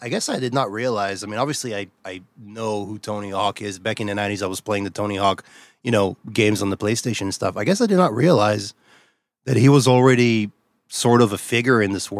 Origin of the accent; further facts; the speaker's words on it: Israel; English is a second language; I'm a foreigner. So I grew up in Israel, where we had some American movies, but certainly not this one, to my knowledge.